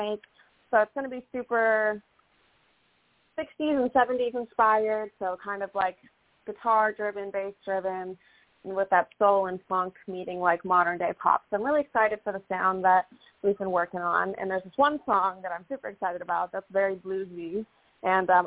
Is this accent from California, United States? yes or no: yes; Southern California, United States; I was born in Southern California